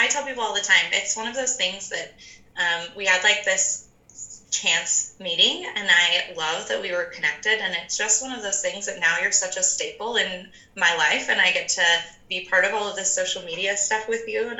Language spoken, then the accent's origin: English; Fountain Valley, California, United States; born there; I was actually born in Southern California. In a little town called, I was born in Fountain Valley. So it's right near Garden Grove in Orange County.